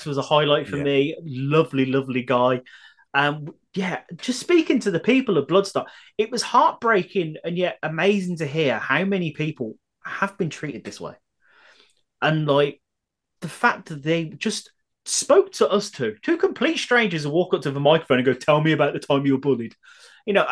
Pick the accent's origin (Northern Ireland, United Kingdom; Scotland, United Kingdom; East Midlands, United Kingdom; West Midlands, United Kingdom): West Midlands, United Kingdom; Birmingham; I'm a Brummie